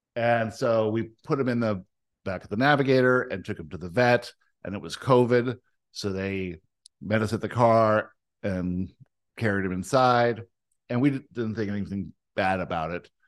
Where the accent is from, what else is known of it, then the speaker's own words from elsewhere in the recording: Canada; also born or lived in South Africa; the only thing that happened at two is we moved from South Africa to Canada